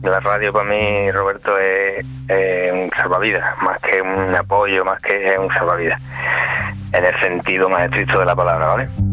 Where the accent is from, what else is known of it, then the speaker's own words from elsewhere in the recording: Coria del Río, Andalusia, Spain; also born or lived in Punta Umbría; Soy aquí en mi pueblo natal